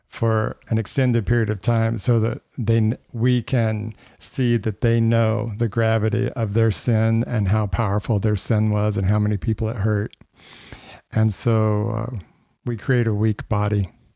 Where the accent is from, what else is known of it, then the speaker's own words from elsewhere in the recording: Texas, United States; I'm from Texas.